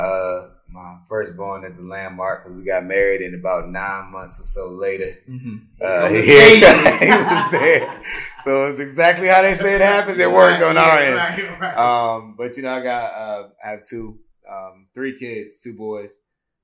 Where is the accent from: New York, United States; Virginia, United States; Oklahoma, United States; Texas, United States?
Virginia, United States; Colonial Beach; I grew up in, like you said, mentioned Colonial Beach, Virginia, a little small town